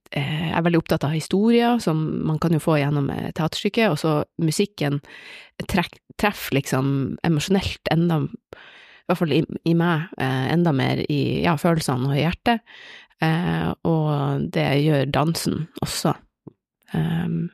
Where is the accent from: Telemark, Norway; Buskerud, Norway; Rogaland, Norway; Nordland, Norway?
Nordland, Norway; Bodø; also born or lived in Oslo / Hammerfest; jeg er fra Bodø.